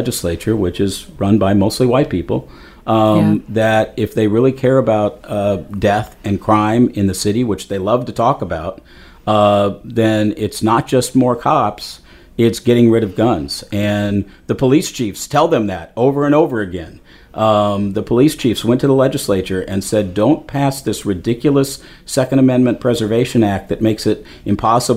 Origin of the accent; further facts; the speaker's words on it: Littleton, Colorado, United States; moved away as an adult; also born or lived in Denver, Colorado / Scottsdale, Arizona; I grew up in Littleton. Not far from Columbine